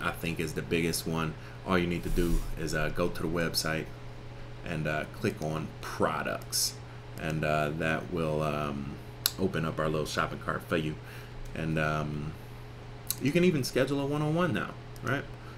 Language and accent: English; Cleveland, Ohio, United States; I'm from Cleveland.